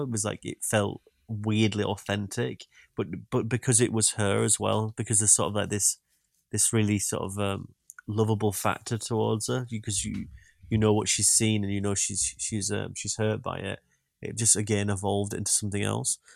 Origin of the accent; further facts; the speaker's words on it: Yorkshire and the Humber, United Kingdom; accent: Yorkshire; my Yorkshire accent